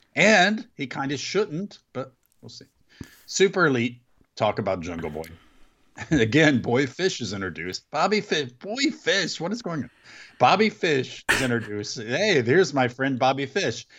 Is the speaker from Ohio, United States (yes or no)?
yes; Mount Sterling, Ohio, United States; my hometown